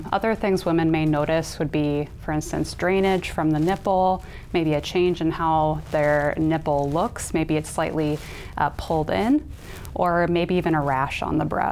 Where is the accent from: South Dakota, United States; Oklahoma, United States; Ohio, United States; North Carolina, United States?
South Dakota, United States; Sioux Falls; moved away; I'm originally from the Sioux Falls area, and I'm back for the last year practicing medical oncology in Sioux Falls